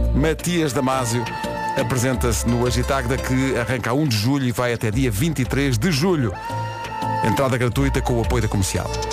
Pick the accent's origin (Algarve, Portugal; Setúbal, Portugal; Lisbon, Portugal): Lisbon, Portugal; Oeiras; a terra onde eu cresci